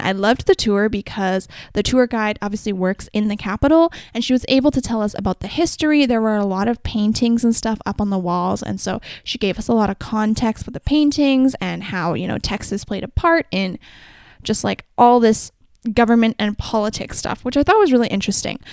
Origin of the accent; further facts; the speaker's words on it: Vancouver, British Columbia, Canada; I'm from Vancouver